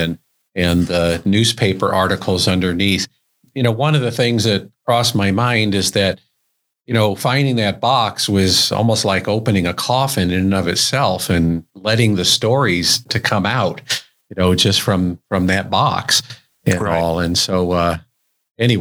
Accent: Colorado Springs, Colorado, United States; I grew up in Cragmore, which was built over abandoned coal mines

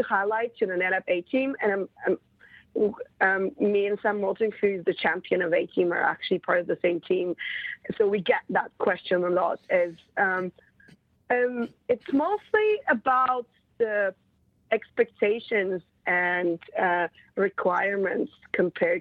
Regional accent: Bulgaria; moved away as an adult; also born or lived in Europe; now in London, United Kingdom; I was born in Bulgaria

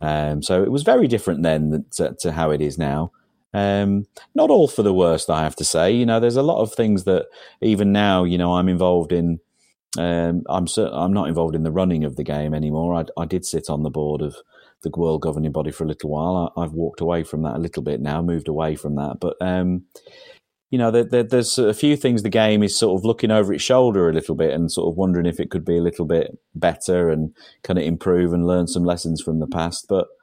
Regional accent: England, United Kingdom; Certainly, the village that I grew up in England. Was a very, very hard working class area where men actually did graft

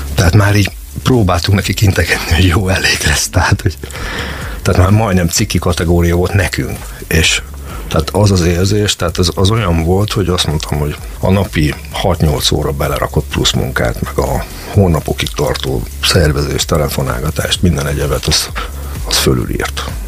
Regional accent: Szeged, Csongrád-Csanád, Hungary; mi magyarok vagyunk, mi szegediek vagyunk

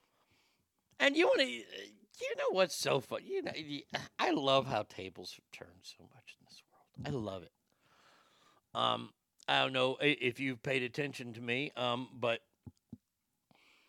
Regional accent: United States; an American

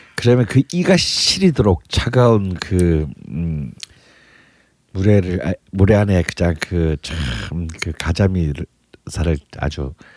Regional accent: Busan, South Korea; 저는 부산인데도

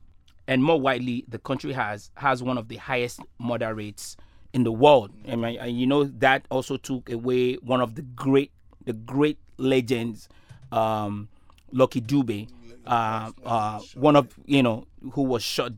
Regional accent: Nigeria; moved away; as a Nigerian that remembers while I was very young.

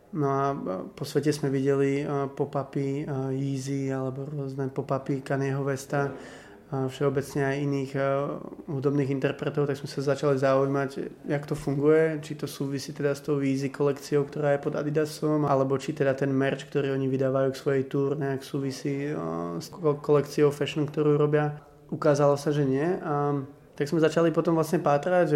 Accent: Košice, Košice Region, Slovakia; ja mám staršieho bráchu o 5 rokov a on pracoval v jednom klube v Košiciach, eh, v šatni, mal ako brigádu. A ja som tam chodil s ním už ako 10 ročný

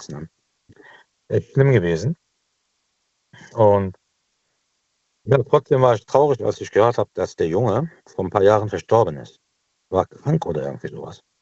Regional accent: Cologne, North Rhine-Westphalia, Germany; now in Düsseldorf, Germany; Als Kölner Großstadt wollte man wieder zurück. Äh, dann haben wir was Neues gefunden. Das ist hier bei Düsseldorf.

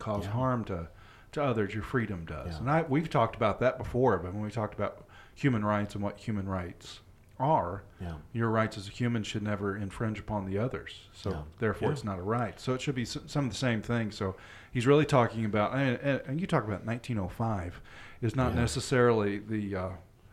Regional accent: the South, United States; also born or lived in Florida; We're from the South

